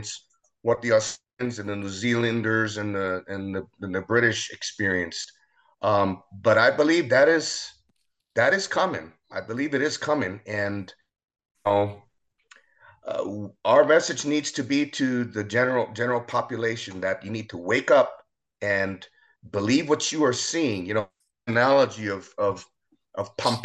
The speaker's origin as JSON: {"language": "English", "region": "Hawaii", "country": "United States", "tie": "born or raised there", "said": "I was actually born and raised in Hawaii"}